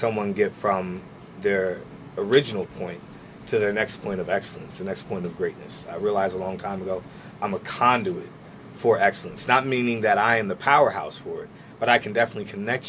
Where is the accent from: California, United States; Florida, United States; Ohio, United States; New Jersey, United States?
New Jersey, United States; Trenton; But I said, yeah, I'm from Trenton. And they said, oh, where? And I said, oh, over on Landing across from TC&J.